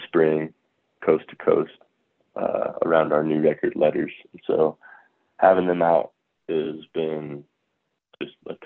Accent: Imperial, Nebraska, United States; We grew up in Imperial, Nebraska, so southwest corner down there

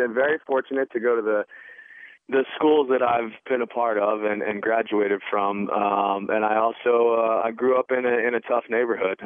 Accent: Philadelphia, Pennsylvania, United States; moved away; also born or lived in Chicago; I don't know if being a prep school guy necessarily takes any of my credibility of being from Philadelphia away, but I grew up in the city

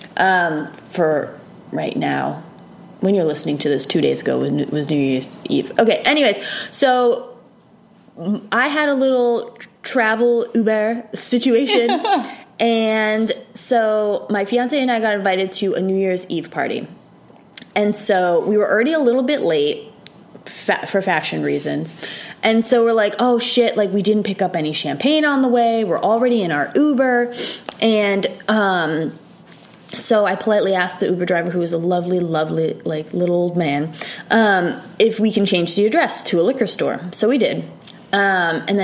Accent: Rhode Island, United States; moved away; I'm from Rhode Island

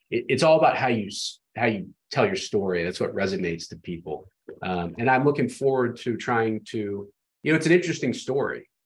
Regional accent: Atlanta, Georgia, United States; I grew up in Atlanta

